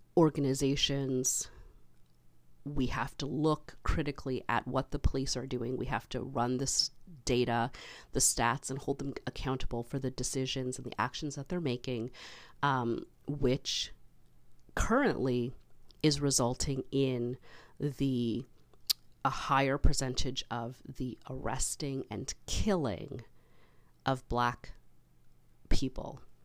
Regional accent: Canada; being Canadian

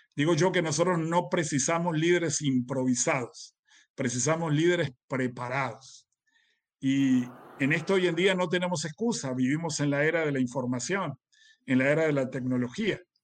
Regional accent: Uruguay; yo soy uruguayo

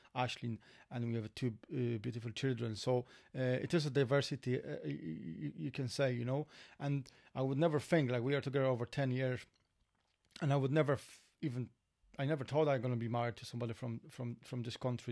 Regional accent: Poland; accent: Polish; English is a second language; moved away as an adult; now in Ireland; we are from Poland

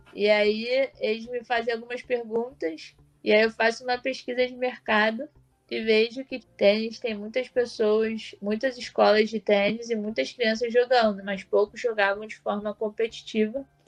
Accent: Brazil; eu sou do Brasil

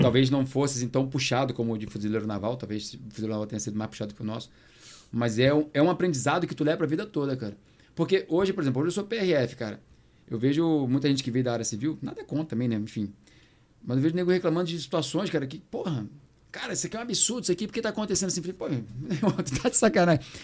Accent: Baixada Fluminense, Nova Iguaçu / Belford Roxo, Rio de Janeiro, Brazil; Eu sou da Baixada, galera. Eu sou aqui do Rio de Janeiro. Na minha identidade tá carioca, mas eu sou da Baixada. Nova Iguaçu, Belfor Roxo. Ia de bicicleta pra escola

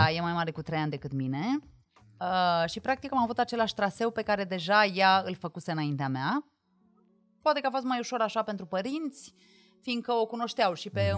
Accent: Măgești, Bihor County, Romania; now in Bucharest, Romania

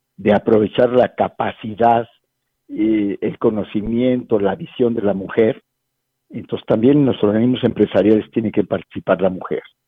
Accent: Mexico; also born or lived in San Luis Potosí; nos ha faltado a los mexicanos participar más

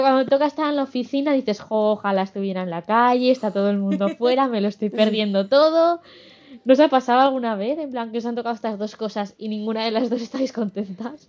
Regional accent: Aragon, Spain; moved away; Yo como aragonesa de nacimiento y de corazón

